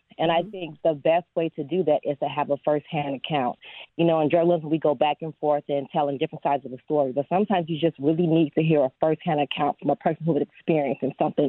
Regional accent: Chicago, Illinois, United States; also born or lived in Champaign, Illinois; I am a born Southsider. I grew up in the Inglewood neighborhood

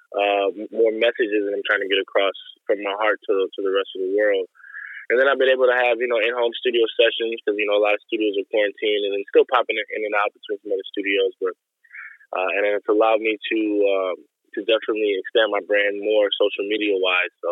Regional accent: Chicago, Illinois, United States; we're from the west side of Chicago.

